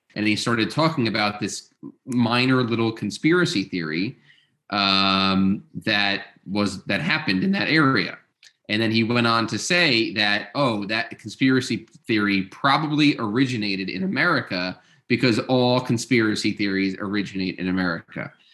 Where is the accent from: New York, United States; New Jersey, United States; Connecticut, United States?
New York, United States; Long Island; I grew up in New York, uh, but on Long Island